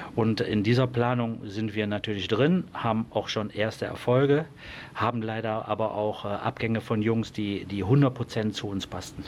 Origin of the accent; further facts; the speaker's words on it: Mönchengladbach, North Rhine-Westphalia, Germany; Schelsen ist natürlich mein Dorf. Ich komme aus Schelsen, war damals äh, begleitend dabei, wie der Verein gegründet worden ist, als, als sehr junger Mensch